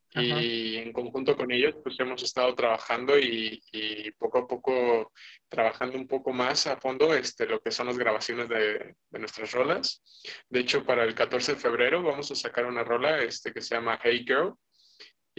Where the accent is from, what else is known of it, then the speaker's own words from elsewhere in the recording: Mexico; igual mexicano